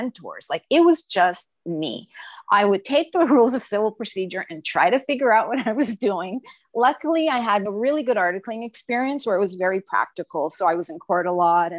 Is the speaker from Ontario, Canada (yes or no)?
no; Montreal, Quebec, Canada; moved away as an adult; also born or lived in Ottawa, Canada; now in Toronto, Canada; I'm from Montreal originally